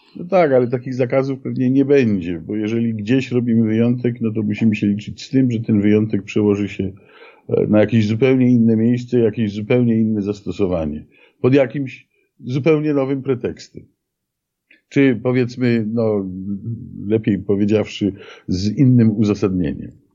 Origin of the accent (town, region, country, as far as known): Poland